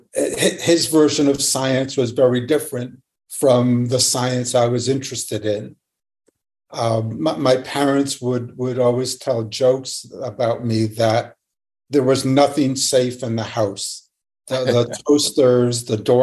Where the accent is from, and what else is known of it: Lexington, Massachusetts, United States; born or raised there